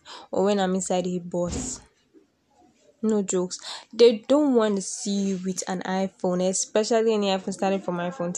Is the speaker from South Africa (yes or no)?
no; Nigeria; I am a Nigerian, and my country has been facing a lot of crisis